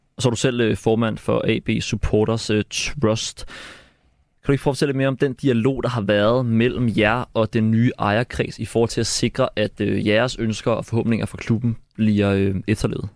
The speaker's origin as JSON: {"language": "Danish", "town": "Gladsaxe", "region": "Capital Region of Denmark", "country": "Denmark", "tie": "born or raised there", "said": "Som en, der selv er født og opvokset i Gladsaxe"}